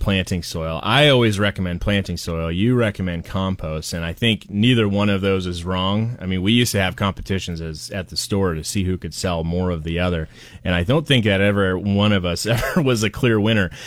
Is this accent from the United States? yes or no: yes; Portland, United States; moved away; I'm from Portland